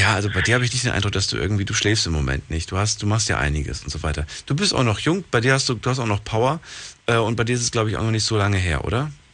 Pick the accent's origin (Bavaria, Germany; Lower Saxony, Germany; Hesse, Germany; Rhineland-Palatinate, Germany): Rhineland-Palatinate, Germany; Ludwigshafen; Ich komme aus Ludwigshafen